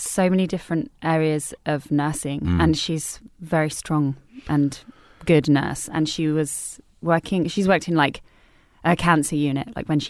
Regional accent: Harrow, London, United Kingdom; Harrow. North Harrow.

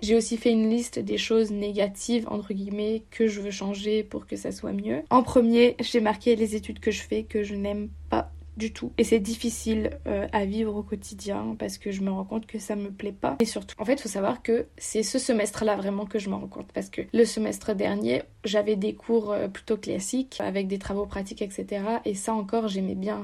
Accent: France; moved away as an adult; now in Canada; je suis étudiante au Canada, mais en soi, je viens de France

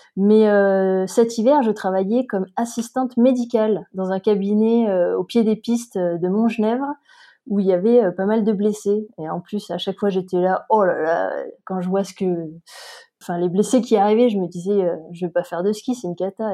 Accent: Montpellier, Occitania, France; moved away as an adult; also born or lived in Paris; now in Briançon, France; je suis originaire de Montpellier.

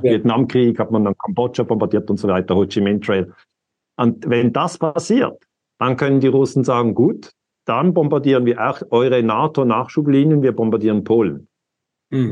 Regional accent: Lugano, Ticino, Switzerland; ich bin in Lugano geboren. Das heißt, ich, ich gehöre eigentlich einer Sprachminderheit an.

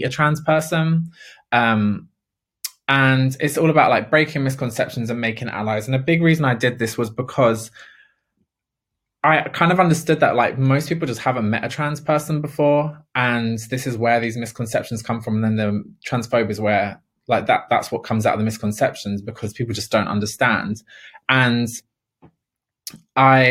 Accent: London, United Kingdom; I am a council estate girl. I'm from Ladbroke Grove, and council estates, I love being from a council estate

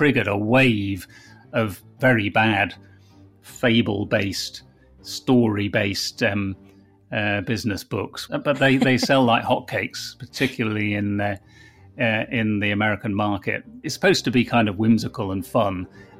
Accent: United Kingdom; which obviously as a Brit I'm formally opposed to.

